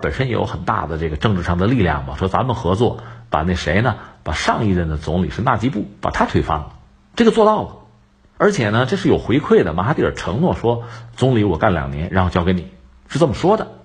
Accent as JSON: {"language": "Chinese", "country": "China", "said": "对我们中国人来讲呢，马哈蒂尔大家比较熟悉"}